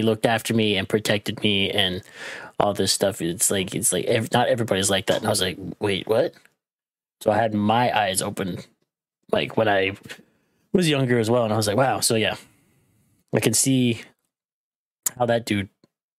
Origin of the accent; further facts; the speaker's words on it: Arkansas, United States; I grew up in Arkansas